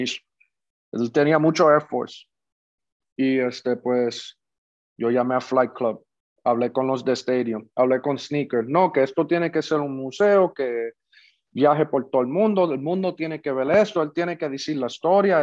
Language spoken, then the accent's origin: Spanish; Puerto Rico; los dos somos puertorriqueños